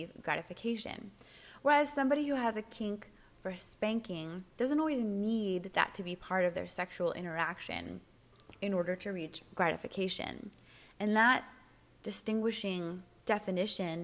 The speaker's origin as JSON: {"language": "English", "country": "United States", "said": "I'm an American"}